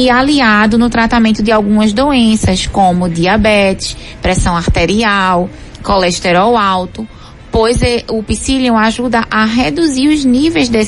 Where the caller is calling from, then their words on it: Camaragibe, Pernambuco, Brazil; sou de Camaragibe.